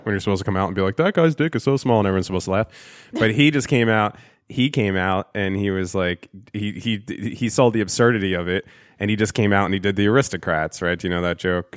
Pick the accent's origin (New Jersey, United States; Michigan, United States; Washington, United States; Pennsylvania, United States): New Jersey, United States; also born or lived in New York; I was born in New Jersey, then I lived in New York, and then I came back to New Jersey, but all by the time I was three